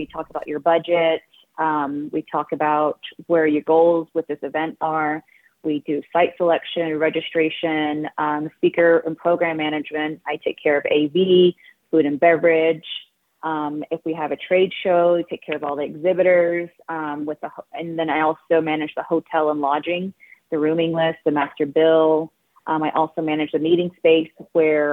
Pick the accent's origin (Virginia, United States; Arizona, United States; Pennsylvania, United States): Arizona, United States; I am from Ceiba, Delcai, Arizona, and our offices are located in Delcon, Arizona